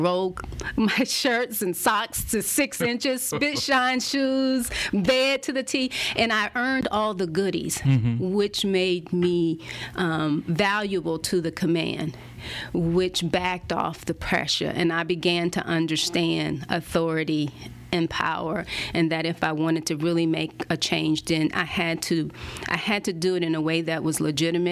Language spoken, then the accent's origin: English; Pensacola, Florida, United States; moved away; also born or lived in Washington, D.C. / Maryland / Germany / South Korea; the projects that I grew up in Pensacola